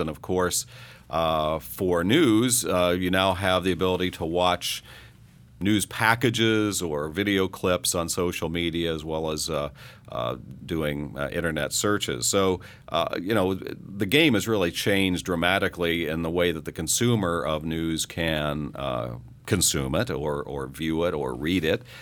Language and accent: English; Coffeyville, Kansas, United States; moved away; the newspaper in my hometown basically went away, uh, in Coffeyville, Kansas